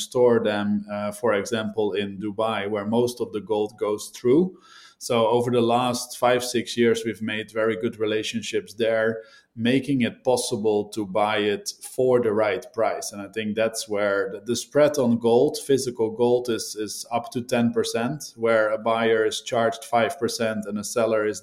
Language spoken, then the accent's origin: English; Netherlands; I'm from the Netherlands